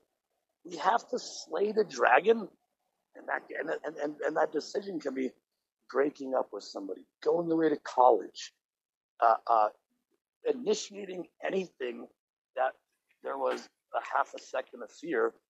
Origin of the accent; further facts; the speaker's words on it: Boulder, Colorado, United States; I'm from Boulder, Colorado.